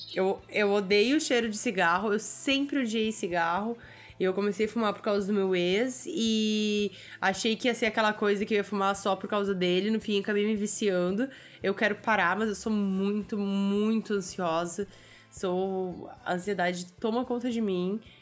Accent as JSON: {"language": "Portuguese", "country": "Brazil", "said": "eu como brasileira que sabia quem era o Celso Portioli"}